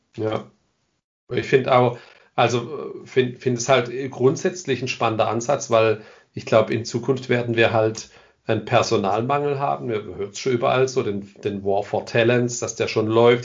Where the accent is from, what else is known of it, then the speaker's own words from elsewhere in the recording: Ländle, Baden-Württemberg, Germany; ich komme aus dem Ländle. Ich hoffe, das hört man nicht am Ende zu arg.